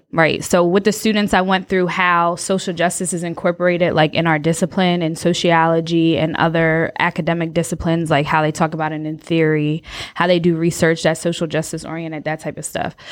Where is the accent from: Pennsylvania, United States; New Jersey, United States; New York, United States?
New Jersey, United States; moved away as an adult; now in North Carolina, United States; I'm from Jersey, did my P H D at Rutgers